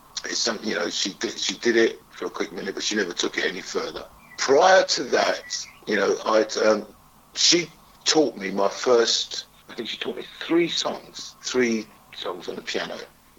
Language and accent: English; Wood Green, London, United Kingdom; I grew up all over, but I class myself as a Wood Green boy. Because when I was 12-ish, I moved to Wood Green